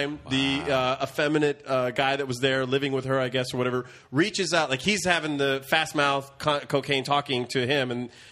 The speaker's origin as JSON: {"language": "English", "region": "Central California", "country": "United States", "tie": "born or raised there", "said": "I grew up in Central California"}